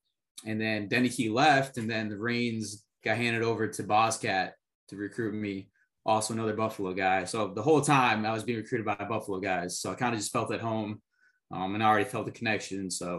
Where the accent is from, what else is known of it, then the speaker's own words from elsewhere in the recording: Colombia; born there; I'm adopted from Colombia, so I kind of, you know, follow all the international policies and affairs kind of guy.